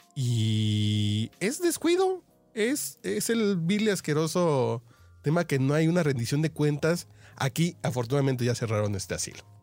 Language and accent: Spanish; Mexico; yo como mexicano